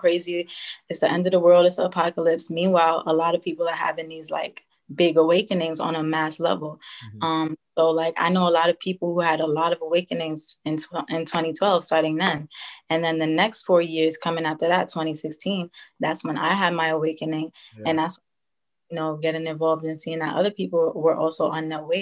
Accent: New York, United States; I'm 24 years old. I'm from New York.

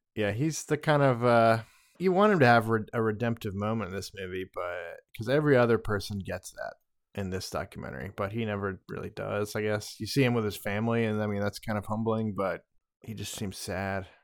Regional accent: United States; I'm an American

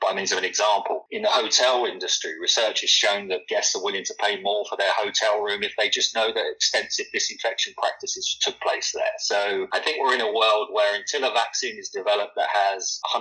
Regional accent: London, United Kingdom; moved away as an adult; also born or lived in New York, United States; now in Alpharetta, United States; listeners can probably tell from my accent that I'm not really not from Georgia. I'm not from the US originally. I'm a Londoner.

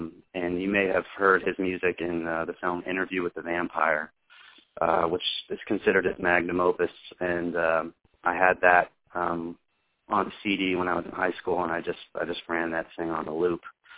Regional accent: North Carolina, United States; I am from North Carolina.

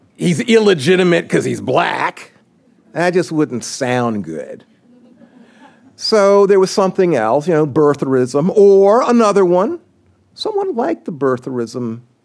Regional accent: South Carolina, United States; moved away; my home state, I'm a South Carolinian

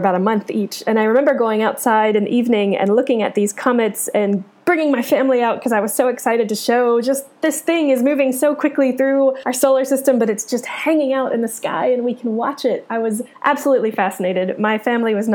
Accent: Cincinnati, Ohio, United States; born or raised there

